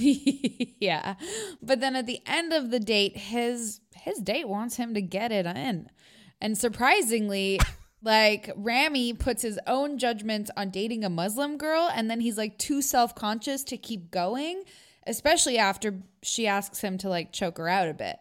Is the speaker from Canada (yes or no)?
yes; Canada; I've been so, you know, like, Americanized in my, i, in the fact of growing up here.